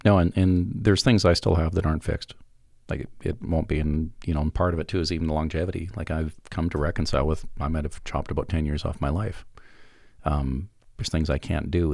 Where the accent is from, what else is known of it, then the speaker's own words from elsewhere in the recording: Alberta, Canada; I'm from Alberta